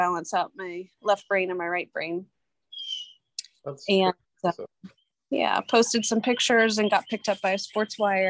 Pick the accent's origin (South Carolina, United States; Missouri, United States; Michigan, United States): South Carolina, United States; South Carolina, which is my home state